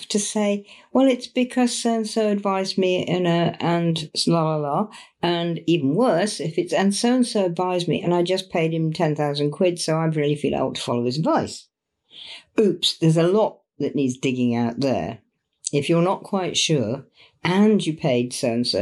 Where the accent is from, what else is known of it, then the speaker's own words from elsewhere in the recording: England, United Kingdom; it's our old tradition here in Britain